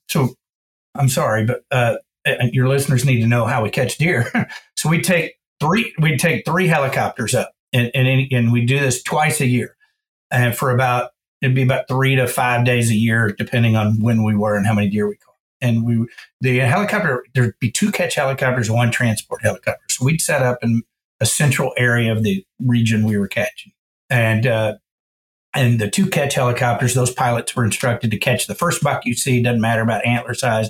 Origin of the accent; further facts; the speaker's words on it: Georgetown, Texas, United States; I grew up in Georgetown, Texas, just about 30 miles north of Austin, dead center of the state, hill country.